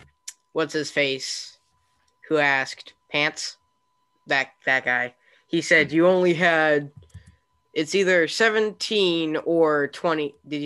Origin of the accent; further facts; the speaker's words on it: United States; Yeah, because I'm American, not British.